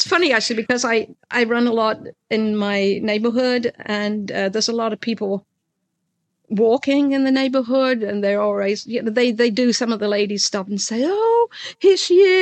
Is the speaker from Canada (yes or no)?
no; England, United Kingdom; moved away as an adult; also born or lived in London / New Orleans; now in Savannah, United States; being English